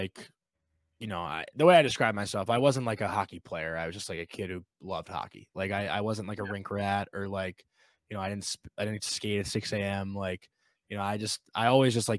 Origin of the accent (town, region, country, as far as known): New York, United States